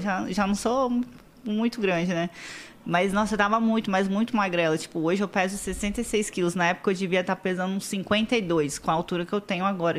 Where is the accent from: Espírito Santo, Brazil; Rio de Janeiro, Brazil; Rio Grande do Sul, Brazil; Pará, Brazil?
Espírito Santo, Brazil; Vila Velha; eu nasci lá em Vila Velha, Espírito Santo. Sou capixaba